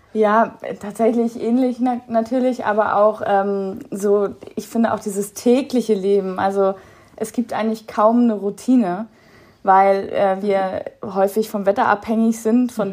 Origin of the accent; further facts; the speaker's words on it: Kiel, Schleswig-Holstein, Germany; moved away; in Kiel, da wo ich herkomme